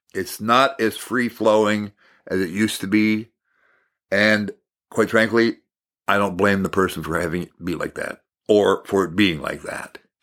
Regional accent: Hibbing, Minnesota, United States; I was raised in Maple Hill, just outside of Hibbing, Minnesota, and we had a forty-acre farm

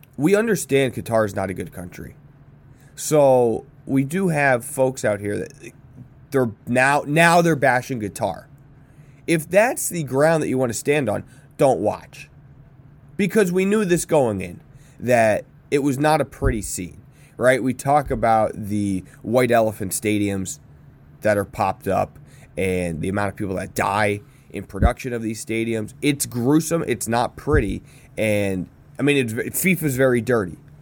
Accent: United States; As an American

